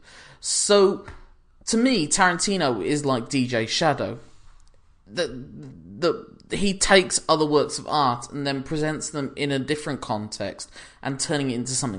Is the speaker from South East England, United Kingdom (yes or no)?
no; Birmingham, West Midlands, United Kingdom; I'm from Birmingham